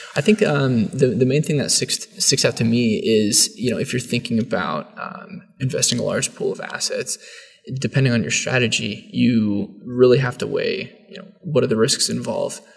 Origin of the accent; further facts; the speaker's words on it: San Jose, California, United States; now in Ohio, United States; From uh, San Jose, California, originally, uh, but most recently I've been living in, in Ohio for the last like four to five years